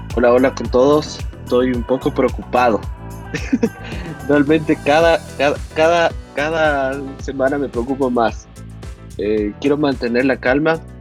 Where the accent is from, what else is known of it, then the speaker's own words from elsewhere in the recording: Ecuador; yo como ecuatoriano